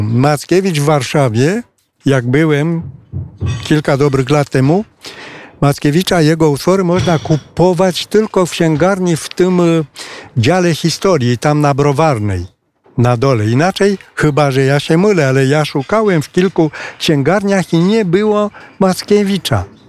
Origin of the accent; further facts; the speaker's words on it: Romania; Polish is a second language; tutaj u nas na rynku rumuńskim